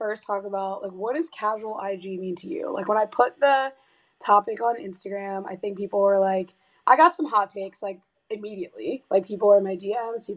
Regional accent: Dayton, Ohio, United States; now in Brooklyn, United States; I live in Brooklyn, but I'm originally from Ohio, and I started this podcast about a year ago after spending an extended period of time at home in my hometown of Dayton, Ohio

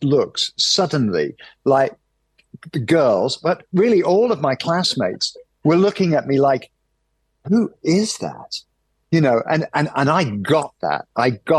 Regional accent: United Kingdom

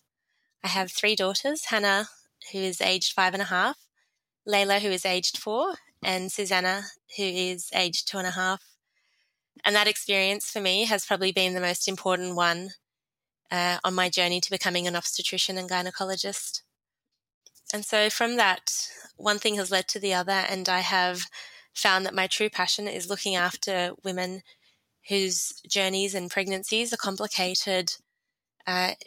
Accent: Sydney, New South Wales, Australia; also born or lived in Jordan; I grew up here in Sydney. My family came or migrated to Australia from Jordan in 1992.

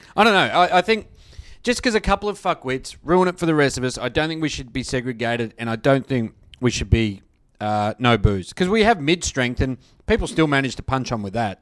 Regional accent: Australia; as an Australian

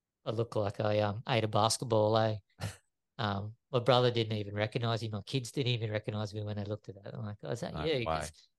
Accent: Caloundra, Queensland, Australia; I also did junk mail around Caloundra.

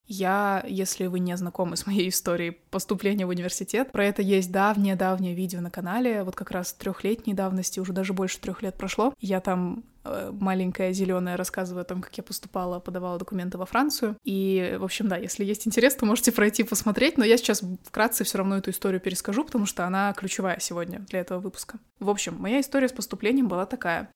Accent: Kazakhstan; moved away as an adult; я была международный студент, потому что я из Казахстана поступала за границу

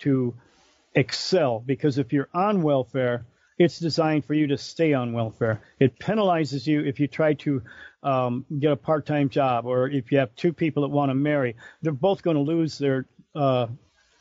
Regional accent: Detroit, Michigan, United States; growing up there, it's like after being in Brightmoor, no place on this planet scares me.

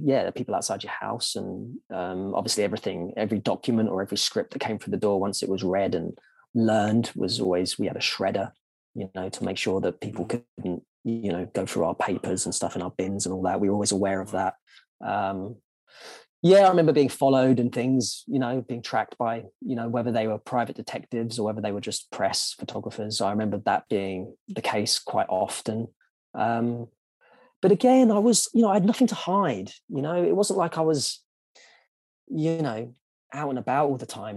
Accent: London, United Kingdom; growing up in Southeast London

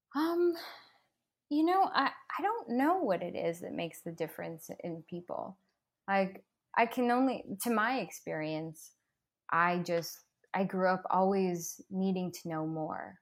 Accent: Toronto, Ontario, Canada; moved away as an adult; now in Los Angeles, United States; back in my hometown

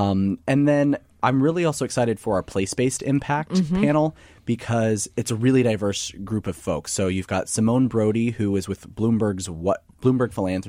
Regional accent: Kansas, United States; I'm from Kansas, and I'm from a more rural area.

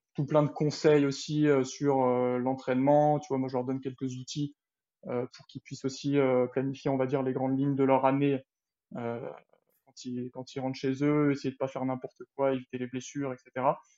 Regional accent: L'Île-Rousse, Corsica, France; moved away as an adult; also born or lived in Bastia / Font-Romeu; je suis né à Bastia, donc, et puis j'ai, j'ai grandi, j'ai grandi à Lille-Rousse, et puis je suis parti à 18 ans pour les études

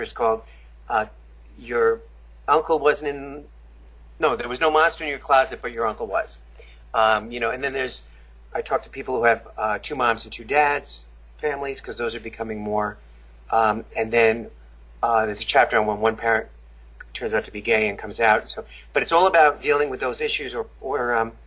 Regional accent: Long Island, New York, United States; I grew up in Long Island, New York

